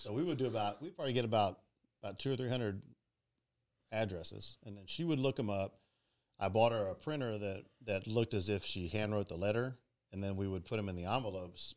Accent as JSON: {"language": "English", "town": "Pearland", "region": "Texas", "country": "United States", "tie": "born or raised there", "said": "born and raised in Pearland, Texas."}